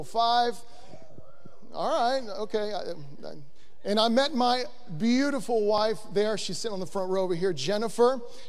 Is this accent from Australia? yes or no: no; Buenos Aires, Argentina; So I am born and raised in Buenos Aires, Argentina.